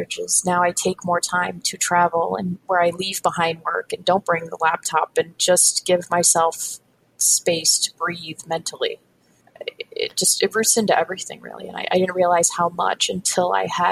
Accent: Northeast, United States; I grew up in the Northeast.

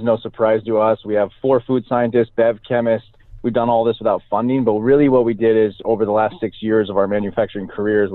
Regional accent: Salem, Oregon, United States; born or raised there

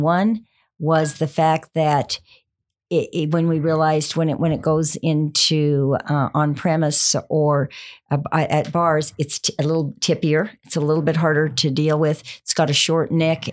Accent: Montana, United States; now in Texas, United States; I grew up in Montana

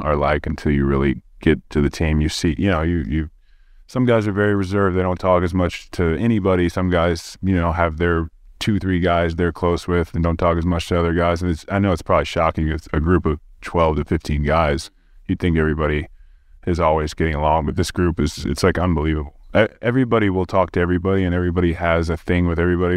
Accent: Oklahoma City, Oklahoma, United States; I'm also from Oklahoma City

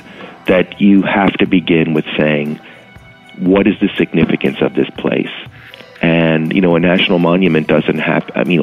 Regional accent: New York City, New York, United States; I'm born and raised in New York City

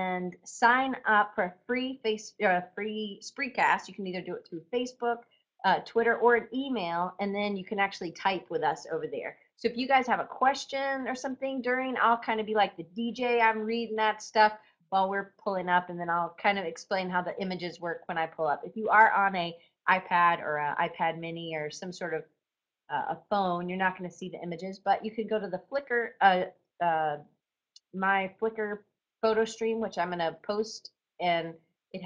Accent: Georgia, United States; I'm from Georgia

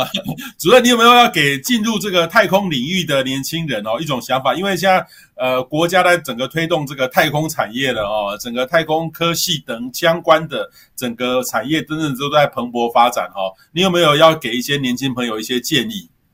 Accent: Miaoli County, Taiwan; 对啊，我是苗栗。 我会讲一些点。

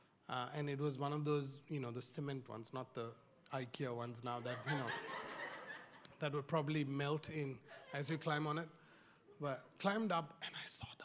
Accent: India; growing up in India

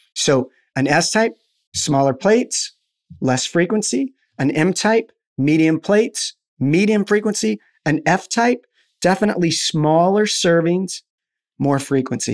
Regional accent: Albuquerque, New Mexico, United States; I'm in Florida and I'm, I'm from Albuquerque, New Mexico.

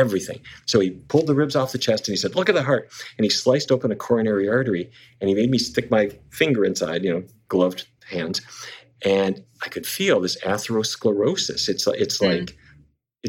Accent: Fargo, North Dakota, United States; moved away; I grew up in Fargo, North Dakota

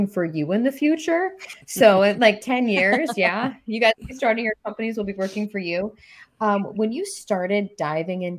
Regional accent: Rochester, New York, United States; moved away; I grew up in Rochester, New York

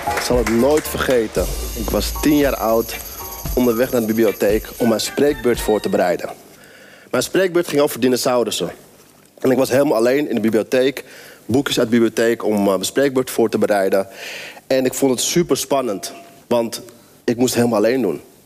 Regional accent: near Amsterdam, North Holland, Netherlands; Ik ben opgegroeid in een omgeving in de buurt van Amsterdam, in een wijk, best wel elite omgeving.

